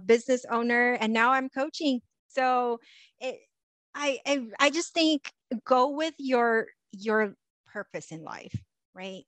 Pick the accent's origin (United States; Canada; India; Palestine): United States; Los Angeles, California; I grew up in Los Angeles